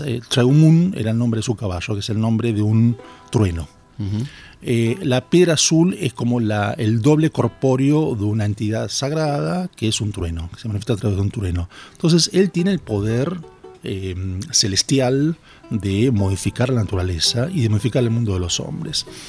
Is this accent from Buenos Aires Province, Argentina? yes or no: yes; Bahía Blanca, Buenos Aires Province, Argentina; yo soy de Bahía Blanca, laburé mucho con, con, agrupaciones indígenas en Bahía Blanca